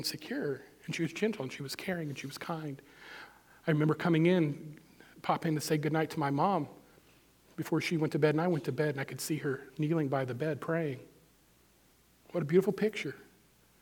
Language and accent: English; Missouri, United States; I grew up in Missouri 60 years ago